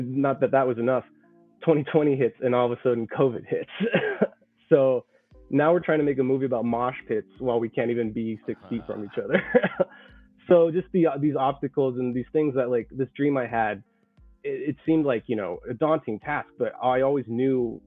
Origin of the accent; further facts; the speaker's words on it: the Bay Area, California, United States; We're all from the Bay Area.